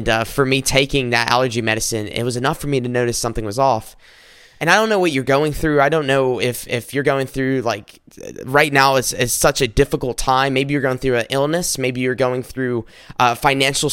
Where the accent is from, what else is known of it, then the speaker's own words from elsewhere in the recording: South Carolina, United States; now in Michigan, United States; I'm recording this up in Michigan, but I'm originally from South Carolina.